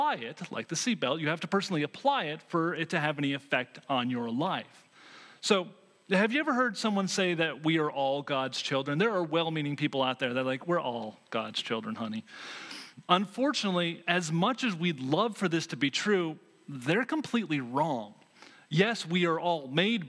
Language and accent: English; Vermont, United States; moved away; When I grew up actually in Vermont